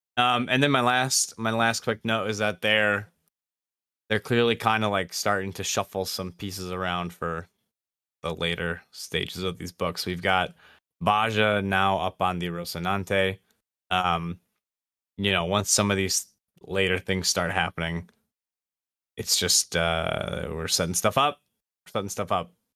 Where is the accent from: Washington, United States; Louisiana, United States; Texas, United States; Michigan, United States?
Michigan, United States; accent: Midwestern; we, me, we're from Michigan, if that wasn't clear, in the United States